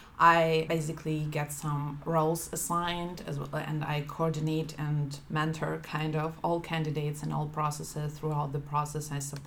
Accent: Ukraine; moved away as an adult; now in Berlin, Germany; I'm also originally from Ukraine. I studied in Germany and I moved to Germany about 4 years ago. I'm in Berlin since over a year already

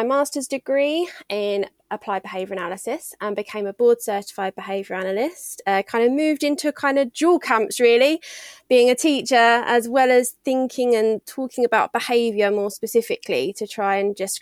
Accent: United Kingdom; I'm British

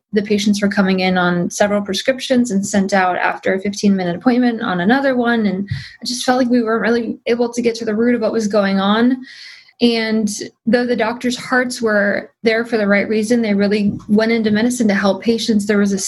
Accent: Midwest, United States; I grew up in the Midwest

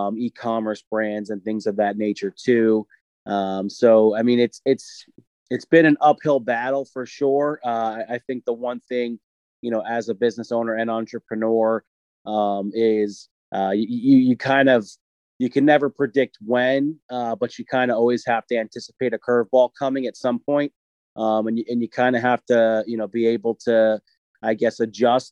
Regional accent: New York, United States; now in Tampa, United States; I'm originally from New York, but currently living here in sunny Tampa, Florida.

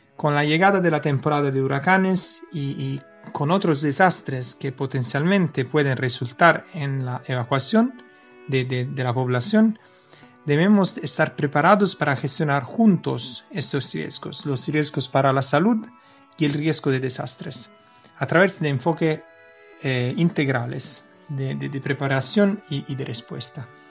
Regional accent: Naples, Campania, Italy; Yo vengo de Nápoles, estamos cerca del volcán Vesubio

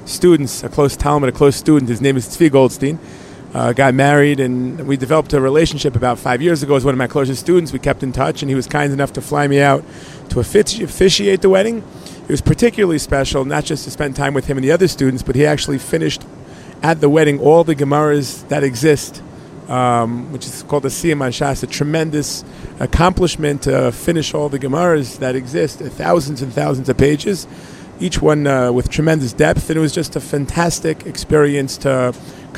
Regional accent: New Jersey, United States; moved away as an adult; now in Neve Daniel, Israel; I grew up in New Jersey, and I know the streets, I know the neighborhoods

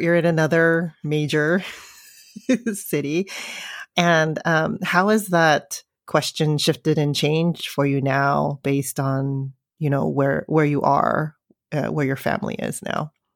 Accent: San Francisco, California, United States; I grew up in San Francisco

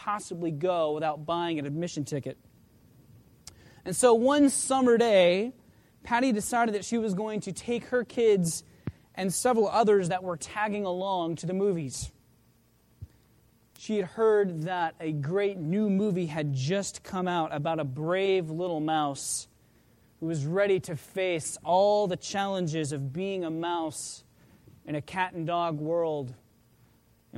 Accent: just outside of Oklahoma City, United States; the church that I grew up in just outside of Oklahoma City

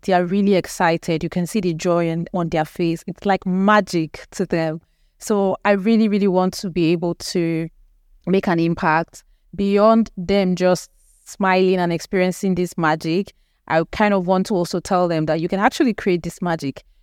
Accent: Nigeria; we are actually an English-speaking country, so our lingua franca is actually English

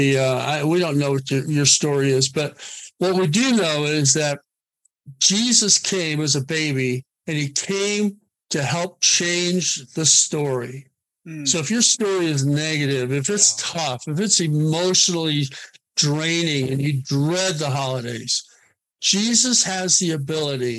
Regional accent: Oregon, United States; I grew up in Oregon.

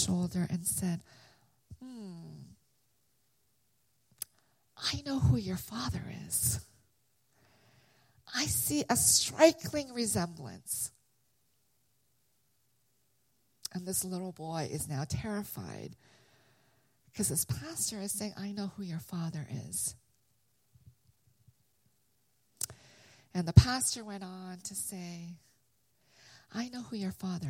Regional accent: London, Ontario, Canada; also born or lived in Korea; now in United States; I was born in Korea, and I immigrated, our family immigrated in 1975. So I started kindergarten, and we immigrated to Canada. So I lived in London, Ontario, which is a small little city 2.5 hours from Toronto

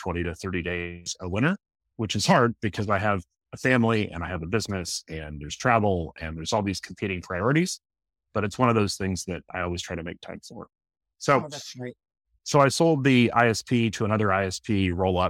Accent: outside of Seattle, Washington, United States; So I was raised in Washington State, outside of Seattle.

